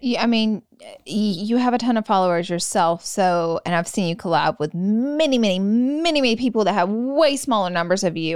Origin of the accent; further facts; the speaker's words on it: the South, United States; moved away; I'm from the South